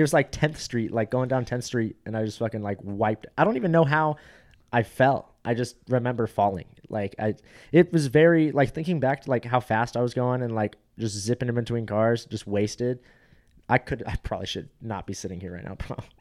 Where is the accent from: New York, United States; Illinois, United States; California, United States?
California, United States; Fountain Valley; moved away; I went from Fountain Valley where it's like eighty percent uh, Asians. Like are literally, I'll show you my high school yearbook.